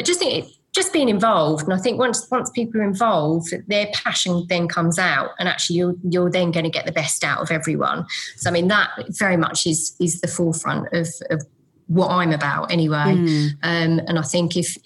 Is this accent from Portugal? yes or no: no; Essex, East of England, United Kingdom; accent: Essex; moved away as an adult; also born or lived in London; now in Suffolk, United Kingdom; my Essex accent?